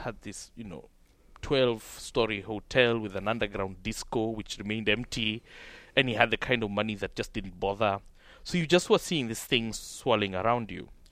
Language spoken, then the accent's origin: English; Kenya; my hometown and all the shops and all the small businesses and all the small factories of just this striving class of people who I was brought up with were broken